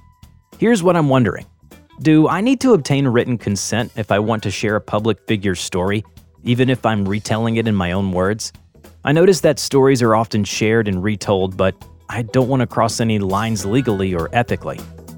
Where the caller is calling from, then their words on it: Fort Lauderdale, Florida, United States; I'm calling from Fort Lauderdale.